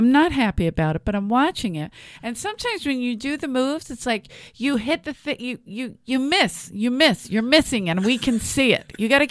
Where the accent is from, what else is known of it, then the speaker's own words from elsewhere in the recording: Philadelphia, Pennsylvania, United States; accent: thick South Philly; moved away; my accent was so thick from South Philly